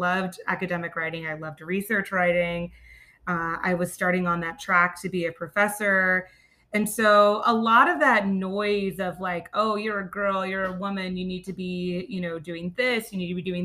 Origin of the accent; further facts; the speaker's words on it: Myrtle Beach, South Carolina, United States; Growing up in Myrtle Beach, that was interesting because, you know, my mother was British